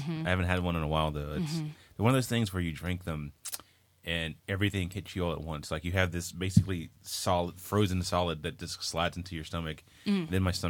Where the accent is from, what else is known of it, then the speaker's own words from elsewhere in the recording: Savannah, Georgia, United States; Yeah, I'm from Savannah where you could do that. You could drink out in public like that.